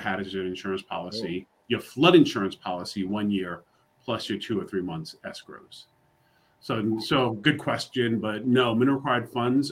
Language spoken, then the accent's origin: English; New York City, New York, United States; now in Charlotte, United States; I'm from New York City. I live in Charlotte, North Carolina now.